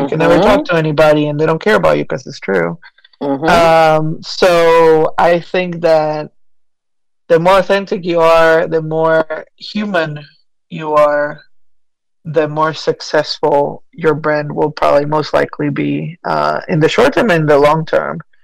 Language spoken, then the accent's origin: English; Buenos Aires, Argentina; now in Asheville, United States; I was born and raised in Argentina. I've made my way to the U.S. with my family and long, many, many, many moons ago, and eventually ended up here in Western North Carolina in Asheville.